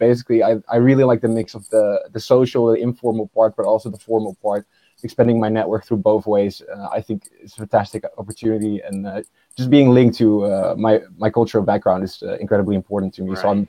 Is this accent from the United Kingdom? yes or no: no; Netherlands; my mom is Indonesian and my father is Dutch, but I grew up here in the Netherlands. Went back to Indonesia quite often. My family still lives there.